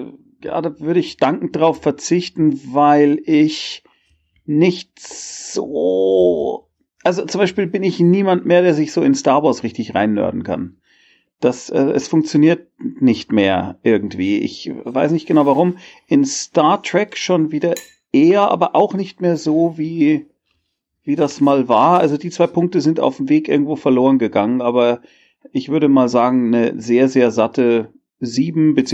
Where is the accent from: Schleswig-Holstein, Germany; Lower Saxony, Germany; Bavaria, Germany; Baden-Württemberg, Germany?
Bavaria, Germany; Munich; Äh, ich bin so ein Bayer, ja.